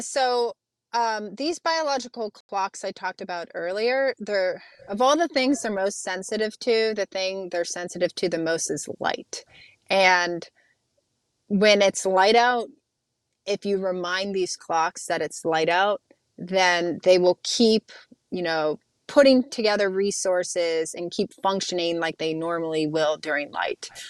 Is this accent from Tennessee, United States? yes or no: no; Youngstown, Ohio, United States; moved away; I grew up in Youngstown, Ohio